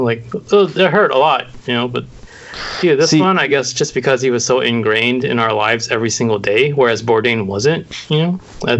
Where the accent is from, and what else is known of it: San Diego, California, United States; now in Los Angeles, United States